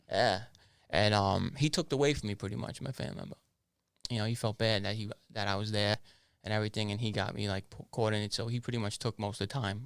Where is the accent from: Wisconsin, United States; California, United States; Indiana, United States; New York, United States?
New York, United States; New York City; also born or lived in Canarsie, Brooklyn / Ozone Park, Queens / Howard Beach, Queens; I was born in Canarsie, Brooklyn. Uh, I moved out of Canarsie when I was about eight to ten years old. I moved over to Oslum Park, Queens, and then over to Howard Beach, Queens